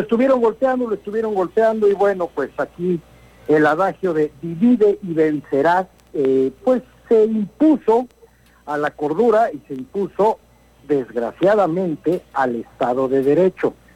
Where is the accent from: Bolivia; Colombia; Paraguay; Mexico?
Mexico; Somos mexicanos ante todo y estamos muy orgullosos